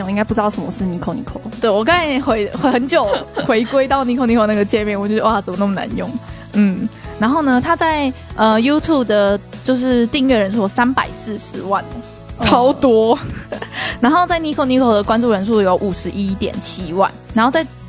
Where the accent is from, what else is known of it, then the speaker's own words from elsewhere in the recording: Taiwan; 我们台湾人讲日文一定也会有一点点就是外国人腔